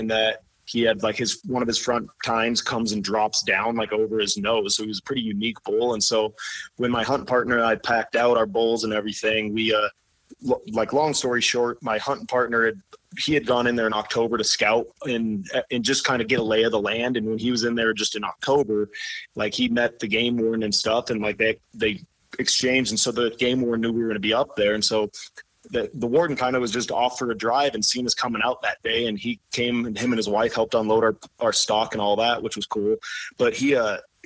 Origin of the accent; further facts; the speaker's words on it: Idaho, United States; where I grew up in Idaho